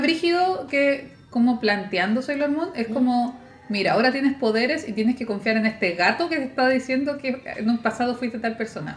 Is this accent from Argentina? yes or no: no; Valparaíso, Chile; Y yo soy de acá de Valpo